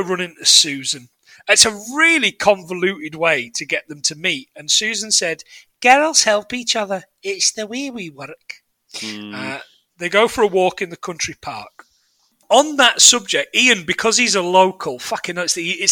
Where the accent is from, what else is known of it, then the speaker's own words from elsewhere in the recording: Nottingham, East Midlands, United Kingdom; now in Carlisle, United Kingdom; I'm from Nottingham, living in Carlisle